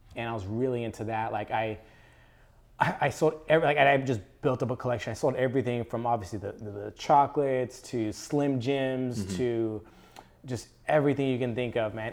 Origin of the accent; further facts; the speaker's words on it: Palmdale, California, United States; I grew up, uh, born and raised in Palmdale, Lancaster.